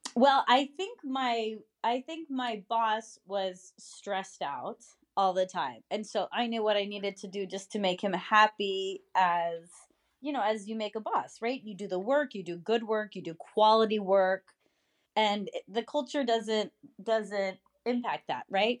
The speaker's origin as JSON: {"language": "English", "country": "United States", "said": "as an American"}